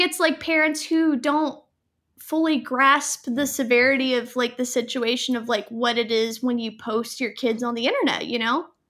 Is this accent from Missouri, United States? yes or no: no; Fayetteville, North Carolina, United States; I was born in Fayetteville